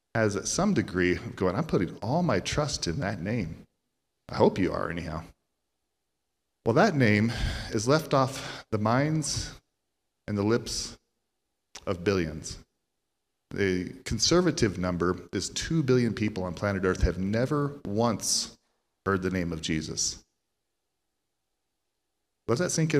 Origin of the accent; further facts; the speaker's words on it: Central Iowa, United States; now in Texas, United States; We're originally from Central Iowa, but we've been native to Texas here for a good chunk of that time